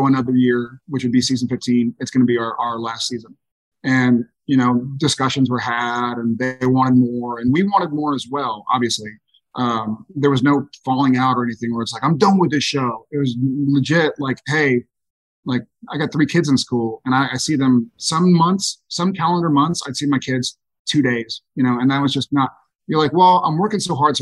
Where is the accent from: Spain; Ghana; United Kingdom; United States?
United States; Texas; I'm a Texan